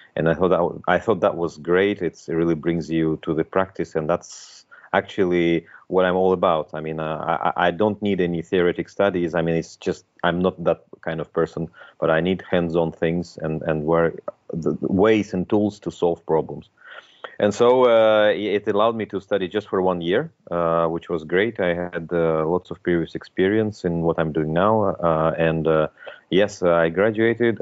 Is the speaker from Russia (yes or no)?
yes; Moscow, Russia; moved away as an adult; also born or lived in Belgium; now in Luxembourg; I was born in Moscow. I'm originally I'm a Russian